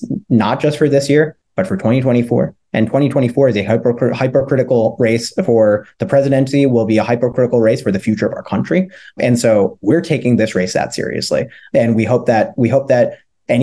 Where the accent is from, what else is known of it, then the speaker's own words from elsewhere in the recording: Montgomery County, Pennsylvania, United States; where I grew up in Montgomery County